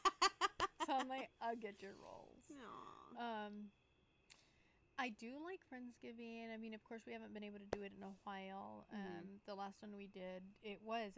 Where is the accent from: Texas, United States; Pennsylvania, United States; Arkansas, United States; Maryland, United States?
Texas, United States; West; moved away; I'm from West Texas, so things that we do are a bit different